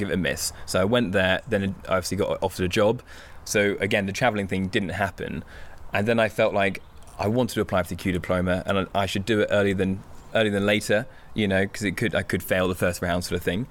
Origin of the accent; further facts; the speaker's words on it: Hampshire, South East England, United Kingdom; as an only child growing up in the Hampshire countryside